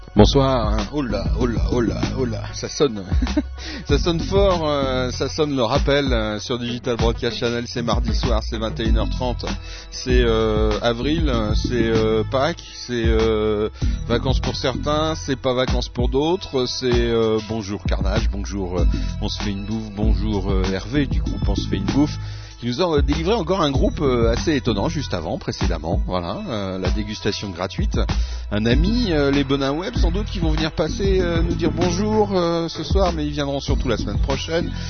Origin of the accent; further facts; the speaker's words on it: France; now in Switzerland; je suis français